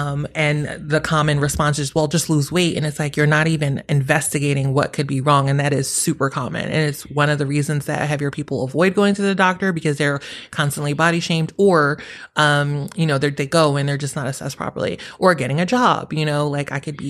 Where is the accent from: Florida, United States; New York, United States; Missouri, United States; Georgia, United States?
New York, United States; I'm a New Yorker. We walk around.